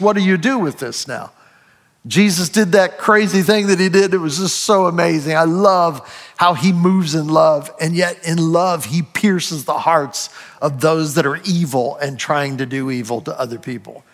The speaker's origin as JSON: {"language": "English", "region": "Ohio", "country": "United States", "tie": "born or raised there", "said": "I was born in Ohio"}